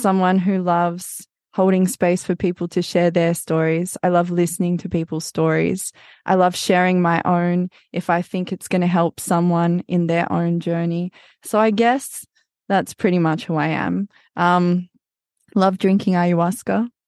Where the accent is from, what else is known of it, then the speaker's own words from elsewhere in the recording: Australia; moved away as an adult; also born or lived in Amazon, Brazil; I grew up in Australia.